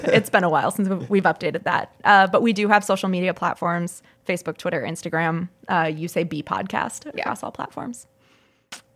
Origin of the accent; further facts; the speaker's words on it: St. Peter, Minnesota, United States; also born or lived in Duluth, Minnesota; I'm originally from St. Peter. I went to college up in Duluth and I moved